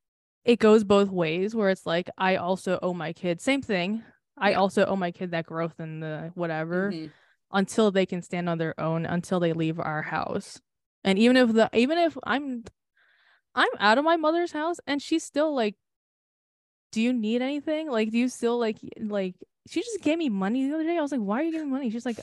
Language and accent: English; United States; And like, it's annoying because I am American